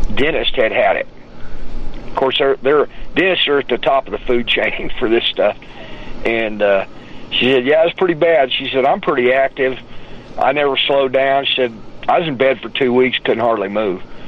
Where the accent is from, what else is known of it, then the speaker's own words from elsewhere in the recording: Odessa, Texas, United States; moved away; also born or lived in Tulsa, Oklahoma; I'm from Odessa, Texas, where all you do is fight until you're old enough to drink